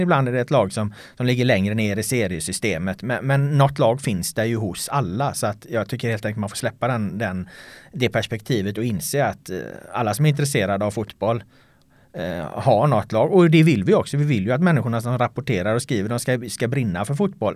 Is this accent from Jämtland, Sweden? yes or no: no; Jonsered, Västra Götaland, Sweden; moved away as an adult; also born or lived in Ljungskile / United States; now in Stockholm, Sweden; Jonsered då som är den, den lilla by där jag växte upp